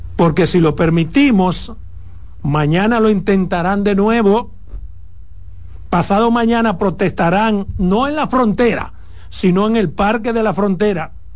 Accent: Dominican Republic

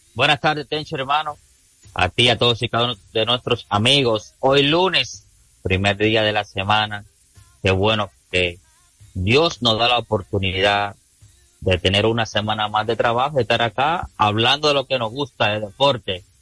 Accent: Dominican Republic; aquí en este país

